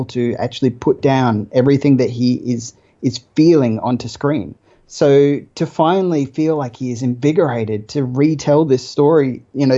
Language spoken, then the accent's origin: English; Australia; as an Australian